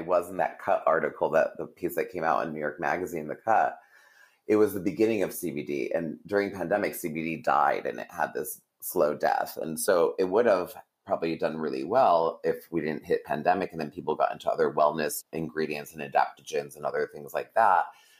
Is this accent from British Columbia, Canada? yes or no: yes; Vancouver, British Columbia, Canada; And I grew up in Vancouver.